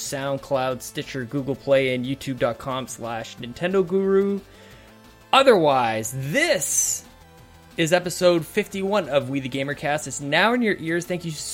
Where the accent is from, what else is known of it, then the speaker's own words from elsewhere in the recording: Canada; I'm Canadian.